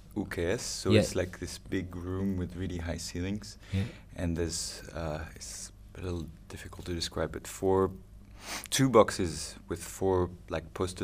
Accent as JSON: {"language": "English", "town": "Toulouse", "region": "Occitania", "country": "France", "tie": "born or raised there", "also_born_or_lived": "United Kingdom", "second_language": "English", "moved": "as an adult", "lives_now": "New York, United States", "said": "I'm from Toulouse. Toulouse, yeah. And yeah, I grew up there with actually Olivier, who made the sound again."}